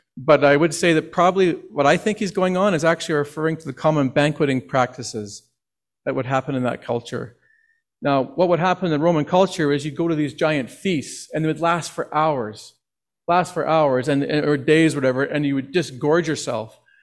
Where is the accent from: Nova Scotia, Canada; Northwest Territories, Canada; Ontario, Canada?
Northwest Territories, Canada; now in Okotoks, Canada; when I grew up in the Northwest Territories